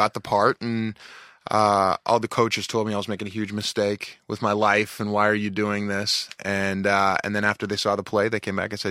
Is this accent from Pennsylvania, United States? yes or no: yes; Pittsburgh, Pennsylvania, United States; Well, growing up, you know, I was born in 76, so I missed. I really wasn't conscious for the dynasty in the 70s.